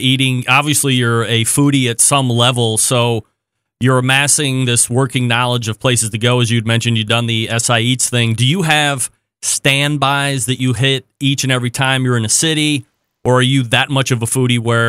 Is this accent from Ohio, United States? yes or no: no; Saratoga Springs, New York, United States; born and raised in Saratoga Springs, New York